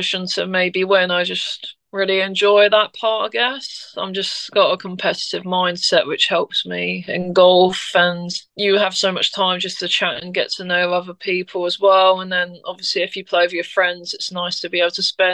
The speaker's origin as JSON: {"language": "English", "country": "United Kingdom", "said": "being British"}